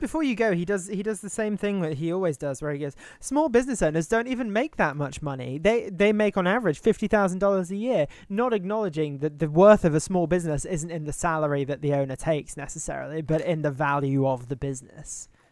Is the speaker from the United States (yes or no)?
no; United Kingdom; as a Brit